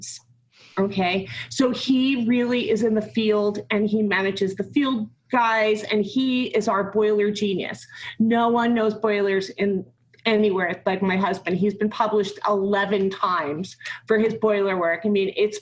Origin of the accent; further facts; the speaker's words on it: New Jersey, United States; moved away as an adult; also born or lived in New York City / Denver / St. Vincent and the Grenadines / Grenada; I grew up in New Jersey